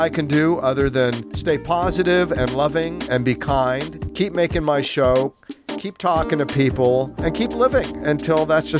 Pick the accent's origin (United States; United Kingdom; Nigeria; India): United States; now in Ho Chi Minh City, Vietnam; I am an American